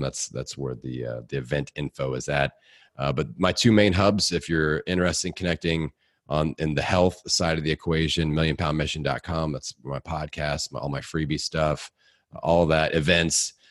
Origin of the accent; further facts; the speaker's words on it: Indiana, United States; accent: hick; I'm from Indiana